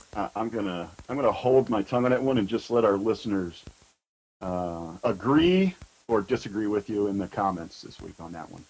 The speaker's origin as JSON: {"language": "English", "region": "Southern Ohio", "country": "United States", "tie": "born or raised there", "said": "growing up in Southern Ohio"}